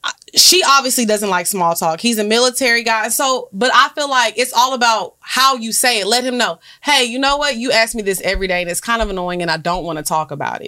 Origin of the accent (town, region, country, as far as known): the South, Southern United States, United States